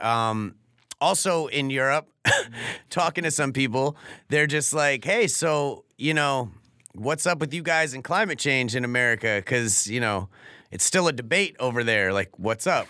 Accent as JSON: {"language": "English", "town": "Norwalk", "region": "Connecticut", "country": "United States", "tie": "born or raised there", "also_born_or_lived": "California", "moved": "as an adult", "said": "my hometown of Norwalk"}